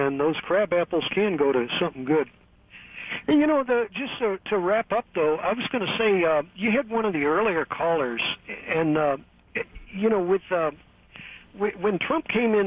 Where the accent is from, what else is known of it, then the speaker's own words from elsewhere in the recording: St. Louis, Missouri, United States; now in Pittsburgh, United States; I'm originally from St. Louis, and we had a basement in my parents' house